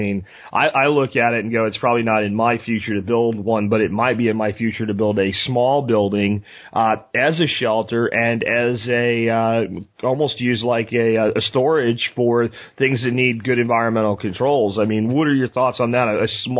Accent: Eagle Mountain area, northwest Dallas–Fort Worth Metroplex, Texas, United States; I'm from the Eagle Mountain area near Eagle Mountain Lake.

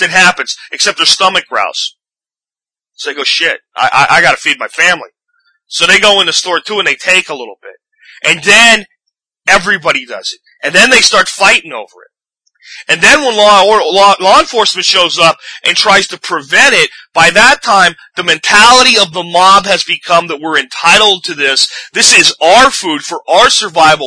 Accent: Pennsylvania, United States; when I was a kid, and growing up in Pennsylvania, in my high school years

